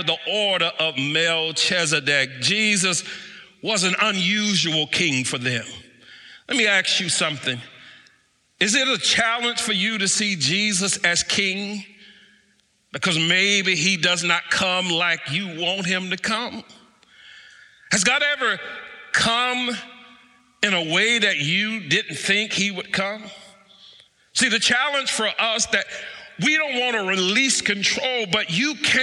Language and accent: English; United States; I am still an American